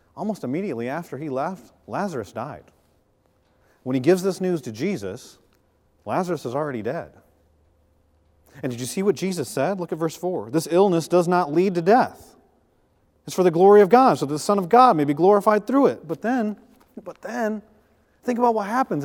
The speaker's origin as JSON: {"language": "English", "town": "Flint", "region": "Michigan", "country": "United States", "tie": "born or raised there", "moved": "yes", "said": "We're from the Midwest. I was born in Flint, Michigan"}